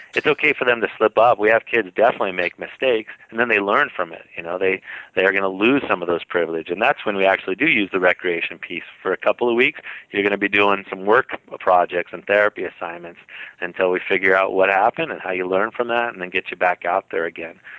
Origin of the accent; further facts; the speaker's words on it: San Jose, California, United States; now in Utah, United States; I grew up in in San Jose, California, you know, close to Santa Cruz